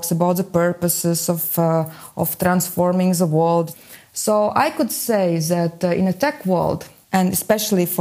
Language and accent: English; Riga, Latvia; I am from Latvia, from Riga